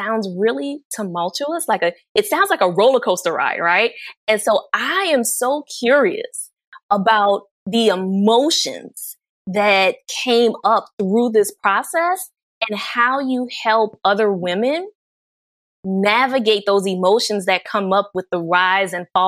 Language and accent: English; New Orleans, Louisiana, United States; growing up watching Oprah Winfrey and the Black newscasters in my hometown of New Orleans